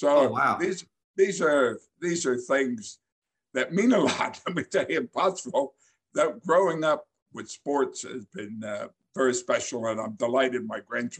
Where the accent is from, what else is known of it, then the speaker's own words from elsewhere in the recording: East Side, Schuylkill County, Pennsylvania, United States; moved away; I grew up on the East Side, and it was a great place to grow up.